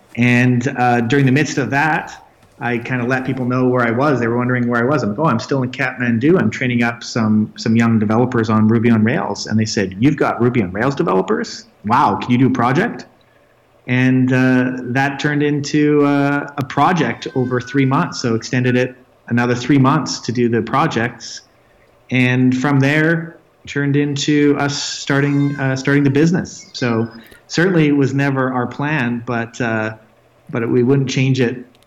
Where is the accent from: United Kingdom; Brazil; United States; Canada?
Canada; Red Deer, Alberta; now in Nepal; I'm Canadian. I, I grew up uh, near another another uh, mountain range uh, near the Rocky Mountains, uh, uh, right between Edmonton and Calgary, in a small city called Red Deer, Alberta.